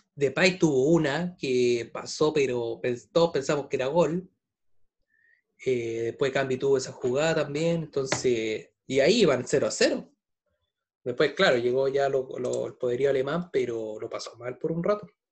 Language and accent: Spanish; Chile; como buen chileno